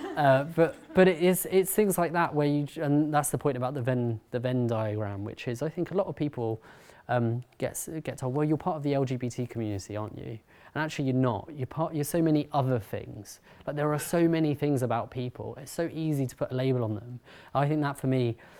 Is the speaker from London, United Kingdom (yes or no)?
yes; London, United Kingdom; I'm from uh, Harrow, North London